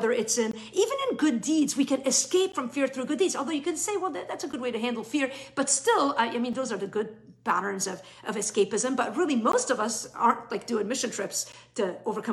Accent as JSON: {"language": "English", "town": "Beirut", "region": "Beirut Governorate", "country": "Lebanon", "tie": "born or raised there", "moved": "yes", "said": "I grew up in West Beirut in the 70s and 80s."}